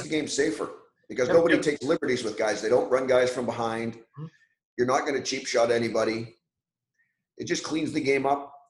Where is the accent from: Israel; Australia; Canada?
Canada; I was lucky enough growing up in Canada